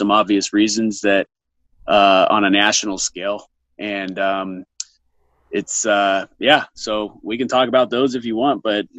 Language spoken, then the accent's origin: English; California, United States; also born or lived in Vancouver, Washington; So I grew up in Southern California, in the Inland Empire area. And, before moving, to the Pacific Northwest, the Portland area, Vancouver to be specific, where I went to high school.